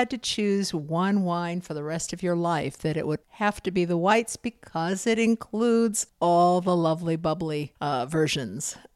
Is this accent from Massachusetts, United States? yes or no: yes; outside Boston, Massachusetts, United States; now in Bloomington, United States; growing up outside Boston